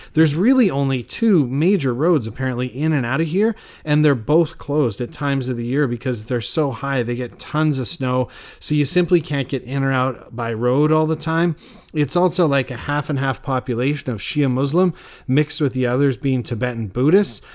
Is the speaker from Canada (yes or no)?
yes; Canada; I'm Canadian